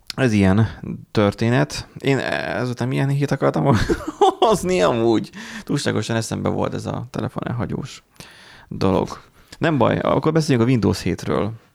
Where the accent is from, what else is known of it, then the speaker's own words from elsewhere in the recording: Hungary; Mi magyarok vagyunk